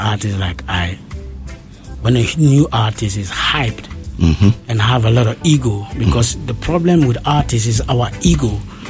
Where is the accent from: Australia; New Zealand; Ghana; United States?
Ghana; I come from Ghana